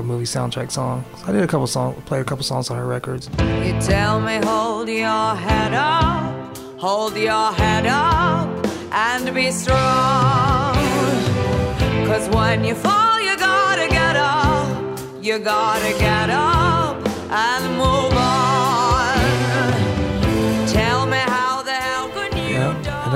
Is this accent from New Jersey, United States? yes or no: no; Hayward, California, United States; also born or lived in San Leandro; I grew up in the East Bay. I was in Hayward, San Leandro, kind of around those areas